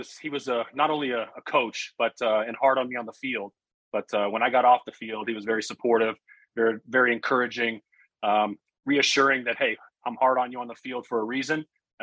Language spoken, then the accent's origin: English; Las Vegas, Nevada, United States; moved away as an adult; also born or lived in Iowa (near Omaha); now in Iowa, United States; Yeah, I grew up right dead center in Las Vegas, Nevada. One of the rare breeds of being a native Las Vegan, as you know. not too many of those around these days. But I grew up in Las Vegas